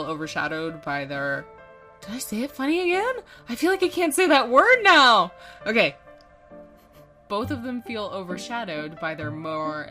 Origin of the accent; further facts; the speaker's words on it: Canada; we're Canadian